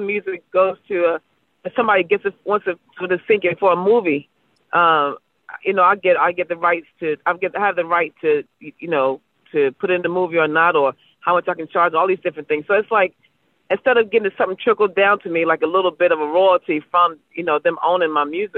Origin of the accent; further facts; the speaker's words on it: Baltimore, Maryland, United States; I'm from Baltimore.